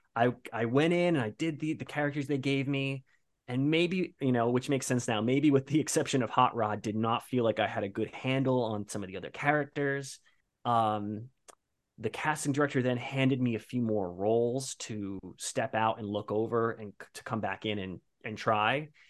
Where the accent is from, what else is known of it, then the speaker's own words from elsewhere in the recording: Bayonne, New Jersey, United States; moved away as an adult; now in New York, United States; I'm currently in New York, but I'm originally from Bayonne, New Jersey, came to New York for acting school